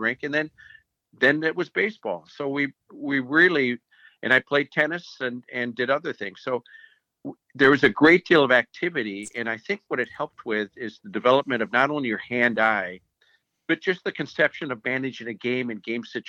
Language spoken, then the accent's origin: English; Minneapolis, Minnesota, United States; I grew up in the Kenwood area